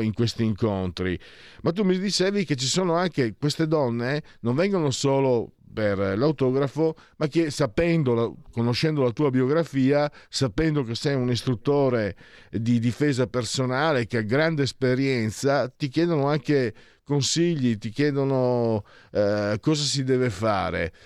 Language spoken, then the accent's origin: Italian; Friuli-Venezia Giulia, Italy; io vengo dal Friuli